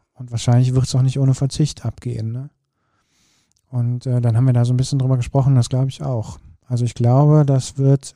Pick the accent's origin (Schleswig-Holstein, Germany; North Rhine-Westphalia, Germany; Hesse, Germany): North Rhine-Westphalia, Germany; Kürten; moved away; bei uns zu Hause verändert hat. Also da, wo ich geboren bin